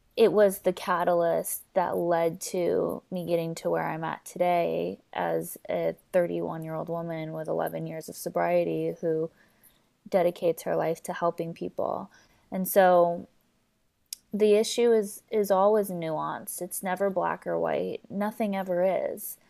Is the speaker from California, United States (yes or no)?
yes; Southern California, United States; born and raised here in Southern California